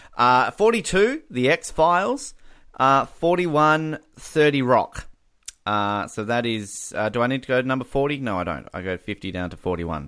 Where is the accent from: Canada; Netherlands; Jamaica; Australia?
Australia